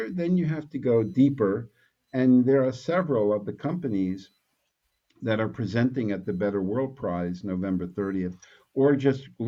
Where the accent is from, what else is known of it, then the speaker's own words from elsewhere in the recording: New York City, New York, United States; I'm from Brooklyn